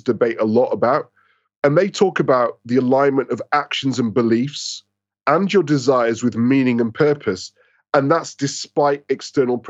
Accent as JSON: {"language": "English", "town": "Manchester", "region": "North West England", "country": "United Kingdom", "tie": "born or raised there", "moved": "as an adult", "lives_now": "London, United Kingdom", "said": "I was born and raised in Manchester"}